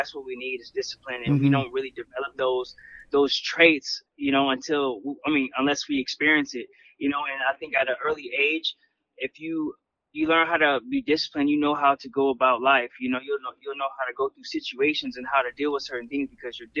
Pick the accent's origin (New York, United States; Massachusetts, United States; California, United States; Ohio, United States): California, United States; Carson; I grew up in Carson. That's it's Los Angeles County.